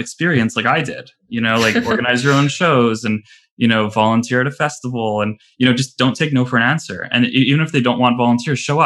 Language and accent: English; Canada; I'm Canadian